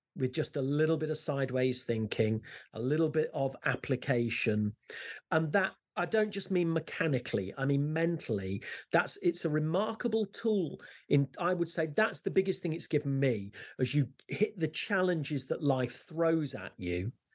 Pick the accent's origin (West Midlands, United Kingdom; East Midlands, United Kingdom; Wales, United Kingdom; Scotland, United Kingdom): East Midlands, United Kingdom; Leicester; I used to walk to school, I'm from Leicester, and I used to walk to school every day